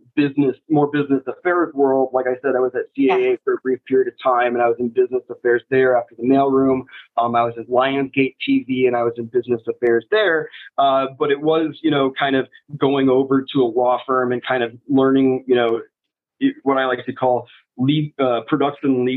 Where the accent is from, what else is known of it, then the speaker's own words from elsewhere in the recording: Iowa, United States; now in Los Angeles, United States; I'm from Iowa originally, small town, like 500 people in the middle of nowhere